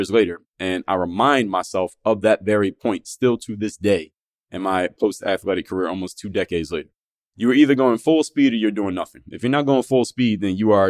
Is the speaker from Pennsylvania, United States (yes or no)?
yes; Philadelphia, Pennsylvania, United States; Andorra section of Philadelphia, which is my hometown